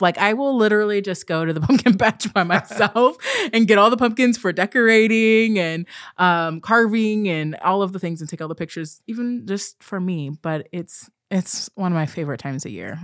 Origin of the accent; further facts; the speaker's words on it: Pacific Northwest, United States; also born or lived in Portland, Oregon; I'm from the Pacific Northwest. I live outside of, right outside of Portland, Oregon.